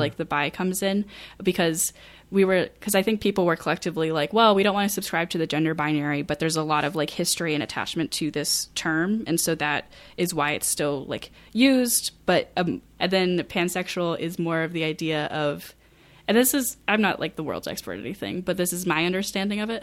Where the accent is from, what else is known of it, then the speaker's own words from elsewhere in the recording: rural Maine, United States; I graduated in twenty fourteen, um, and I do, I, like, I personally know people who are working for, um, like, G S As in my, the county that I grew up